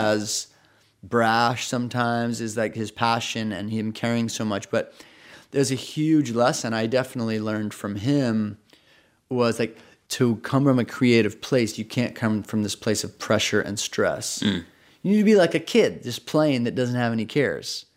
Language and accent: English; Socorro, New Mexico, United States; moved away; I grew up in Socorro, New Mexico, which is a pretty small town of, of like 10,000 people.